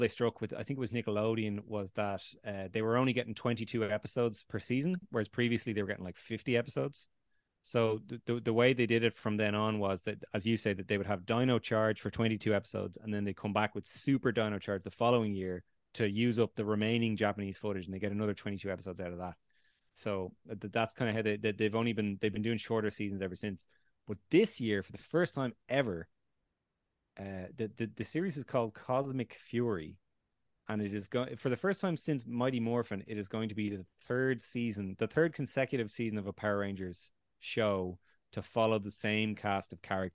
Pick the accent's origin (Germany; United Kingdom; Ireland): Ireland; That was filmed in my hometown, Republic of Ireland